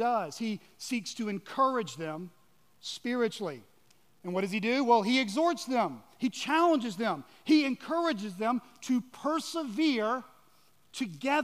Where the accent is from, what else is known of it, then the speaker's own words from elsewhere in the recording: Georgia, United States; moved away; also born or lived in Washington, D.C.; I'm actually from Georgia